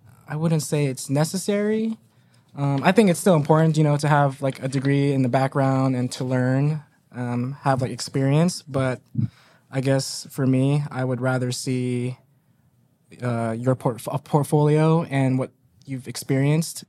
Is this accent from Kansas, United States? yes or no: no; Des Moines, Iowa, United States; I'm born and raised in Des Moines, Iowa on the south side